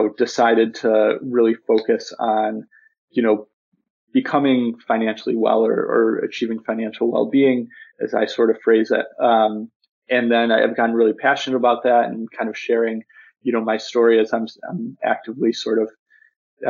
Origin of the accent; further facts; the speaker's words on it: Buffalo, New York, United States; moved away as an adult; I'm originally from Buffalo, New York, and that's where I just moved back